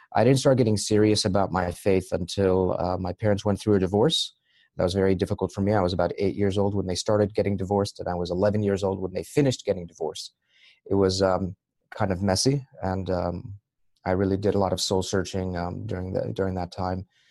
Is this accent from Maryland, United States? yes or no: yes; Maryland, United States; moved away as an adult; also born or lived in Egypt; now in Boston, United States; I was born in Egypt, raised in Maryland, and I moved to Boston uh, about 15 years ago